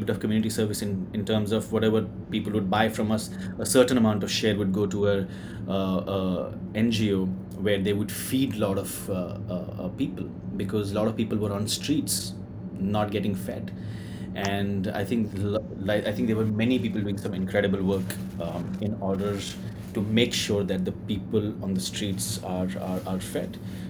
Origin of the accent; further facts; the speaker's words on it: Jammu and Kashmir, India; I'm from Kashmir.